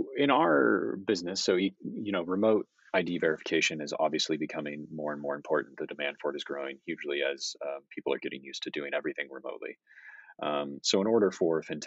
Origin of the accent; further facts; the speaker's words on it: United States; moved away; I'm an American, I'm working for a Japanese company